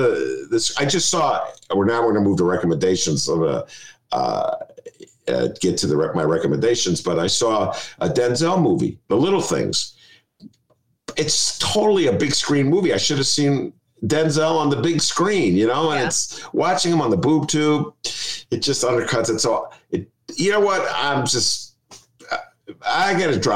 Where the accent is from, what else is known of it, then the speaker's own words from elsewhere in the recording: Evanston, Illinois, United States; Evanston, which is my hometown